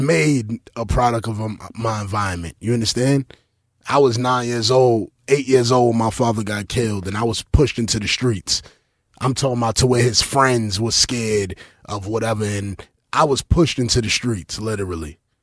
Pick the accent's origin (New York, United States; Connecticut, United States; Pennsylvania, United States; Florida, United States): New York, United States; New York City; I grew up in East New York in the nineties